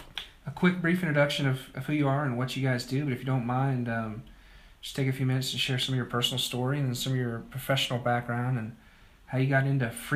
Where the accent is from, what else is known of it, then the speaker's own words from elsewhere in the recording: South Dakota, United States; now in Charlotte area, United States; I'm a Dakota kid, South Dakota.